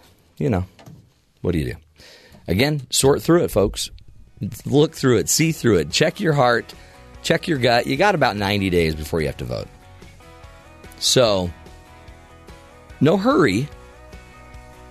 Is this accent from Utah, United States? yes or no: yes; Salt Lake City, Utah, United States; We've had the Olympics in my hometown before in Salt Lake City